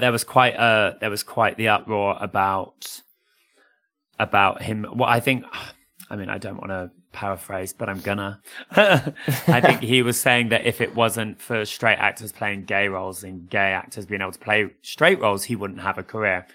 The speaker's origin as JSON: {"language": "English", "country": "United Kingdom", "said": "as British people and families in particular, we accept Panto as part of our culture"}